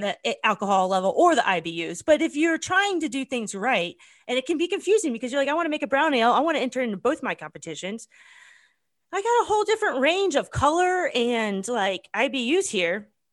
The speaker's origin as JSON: {"language": "English", "country": "United States", "said": "as an American"}